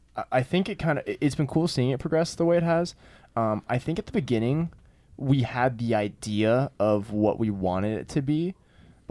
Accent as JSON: {"language": "English", "town": "Atlanta", "region": "Georgia", "country": "United States", "tie": "born or raised there", "moved": "as an adult", "lives_now": "Savannah, United States", "said": "I grew up in Atlanta"}